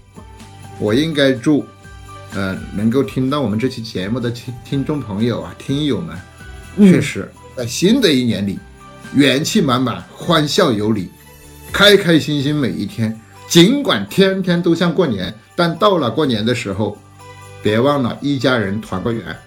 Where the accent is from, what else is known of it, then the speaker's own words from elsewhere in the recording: Hunan, China; moved away; 我们老家对于杀年猪有，呃，摆到什么样的日程